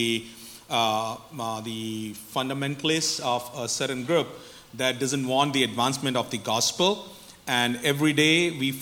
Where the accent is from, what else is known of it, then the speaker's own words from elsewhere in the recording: Punjab, India; I am from India, northwest part of India. That's a state called Punjab.